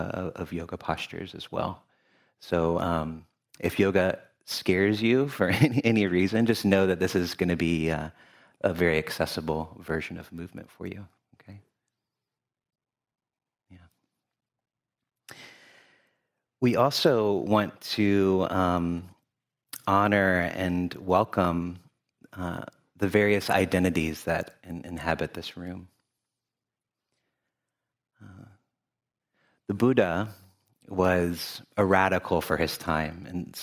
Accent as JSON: {"language": "English", "town": "Louisville", "region": "Kentucky", "country": "United States", "tie": "born or raised there", "also_born_or_lived": "Memphis, Tennessee", "lives_now": "Cincinnati, United States", "said": "I use he, him pronouns. I currently live in Cincinnati, Ohio, but I was born in Memphis, Tennessee, and grew up in Louisville, Kentucky."}